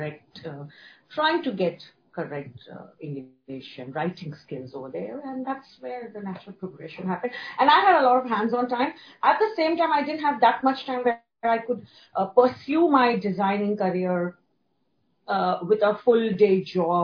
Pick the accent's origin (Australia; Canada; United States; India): India; moved away as an adult; now in Hong Kong; born and brought up in India, then migrated to Hong Kong 15 years back after marriage.